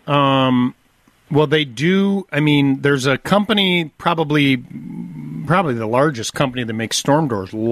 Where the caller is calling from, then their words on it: West Bend, Wisconsin, United States; West Bend.